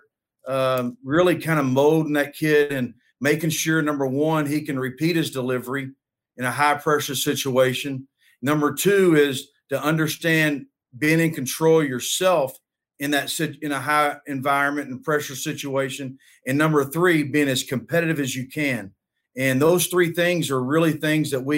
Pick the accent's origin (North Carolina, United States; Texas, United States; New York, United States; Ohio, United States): Texas, United States; Denton; I'm from Denton, Texas